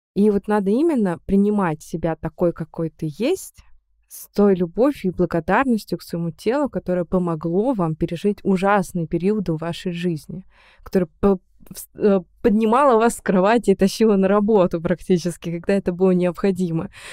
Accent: Perm, Perm Krai, Russia; moved away as an adult; Я приехала из Перми

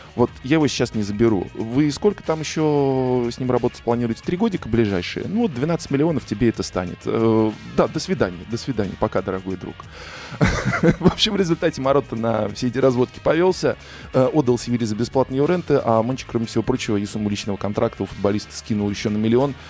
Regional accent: Russia; я журналист из России

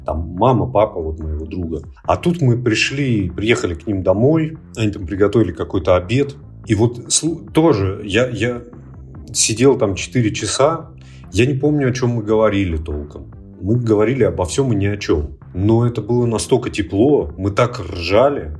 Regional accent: Barnaul, Altai Krai, Russia; moved away; я полетел в Барнаул. Это мой родной город, он находится в Алтайском крае

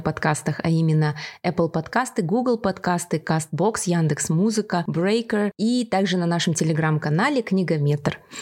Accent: Kazakhstan; мы из Казахстана

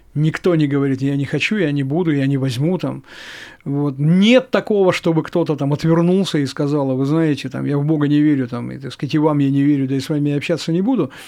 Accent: Chelyabinsk, Chelyabinsk Oblast, Russia; в нашем городе

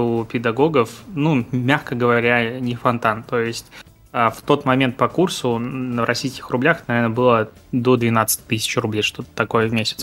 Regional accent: Pinsk, Brest Region, Belarus; also born or lived in Crimea (near Feodosia) / Minsk; родился я в Крыму, недалеко от, э, Феодосии, и проводил там каждое лето. М, но, по сути, жил и вырос в Беларуси, небольшой город на границе с Украиной, город Пинск

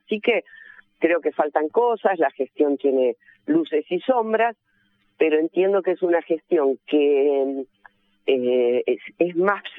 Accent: Argentina

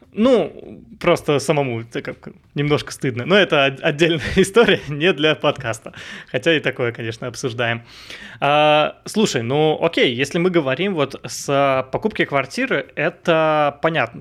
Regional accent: Vsevolozhsk, Leningrad Oblast, Russia; moved away; also born or lived in Saint Petersburg; я сам из Питера, а, рядом из Питера, из Всеволожска

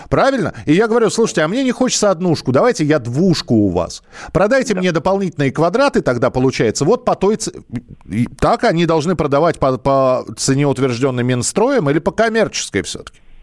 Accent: Moscow, Russia; я вот коренной москвич

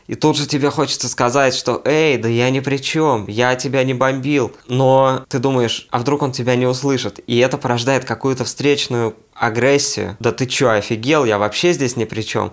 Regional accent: Siberia, Russia; moved away as an adult; now in Tbilisi, Georgia; мы говорили, что мы из Сибири

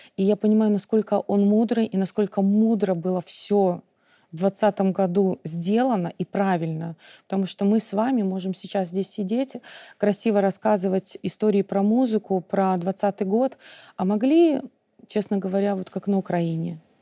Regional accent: Belarus; в школе, когда я училась, мы учили, изучали белорусский

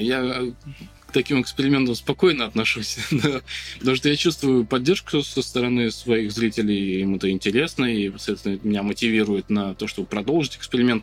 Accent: Volgograd, Volgograd Oblast, Russia; Я коренной волгоградец. Вырос здесь, на, в Краснооктябрьском районе.

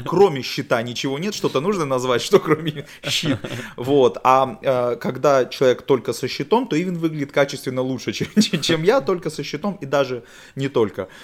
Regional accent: Naryan-Mar, Nenets Autonomous Okrug, Russia; accent: northern; now in Saint Petersburg, Russia; я из Ненецкого автономного округа, угу. город Наринмар

